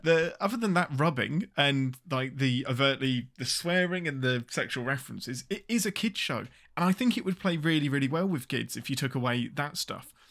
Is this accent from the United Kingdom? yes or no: yes; England, United Kingdom; I'm your Englishman